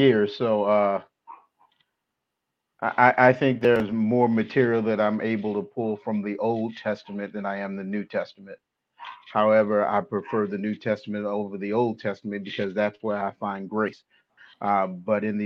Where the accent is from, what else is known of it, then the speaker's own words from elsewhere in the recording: Oakland, California, United States; now in Stockton, United States; Born and raised, Oakland, California. That's my hometown.